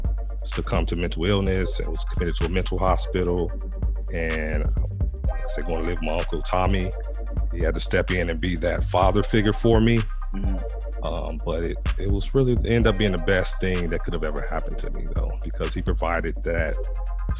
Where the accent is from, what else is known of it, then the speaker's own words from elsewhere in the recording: Gary, Indiana, United States; moved away as an adult; I'm originally from Gary, Indiana, which is about 26 miles outside of Chicago.